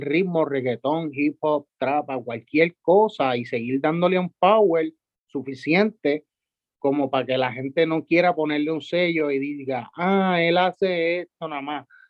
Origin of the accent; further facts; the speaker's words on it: San Juan, Puerto Rico; yo soy de Santurce toda la vida también, so, criándome por ahí